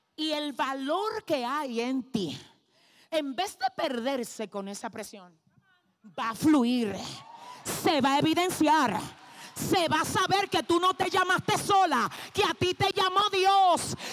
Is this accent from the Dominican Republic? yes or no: yes; Dominican Republic; yo vengo desde República Dominicana